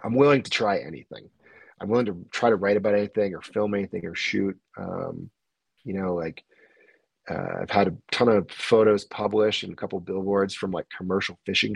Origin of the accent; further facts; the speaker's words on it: the Adirondacks, New York, United States; now in North Lake Tahoe, United States; I'm not from the city. I'm from the Adirondacks. I'm from the sticks.